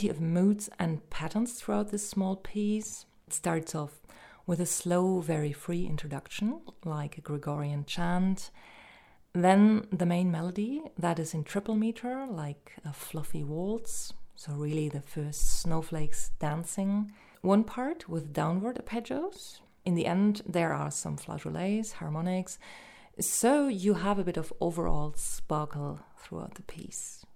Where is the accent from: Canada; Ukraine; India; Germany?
Germany; I'm from Germany on the border of France, where we usually get snow somewhere around mid-November